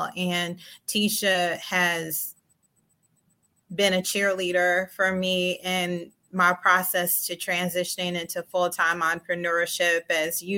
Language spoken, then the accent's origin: English; Inkster, Michigan, United States; I'm originally from Inkster, Michigan